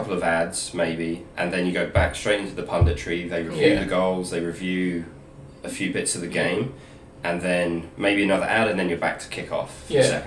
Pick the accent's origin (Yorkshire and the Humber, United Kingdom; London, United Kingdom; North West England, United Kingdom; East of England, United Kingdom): East of England, United Kingdom; King's Lynn; I'm from Norfolk.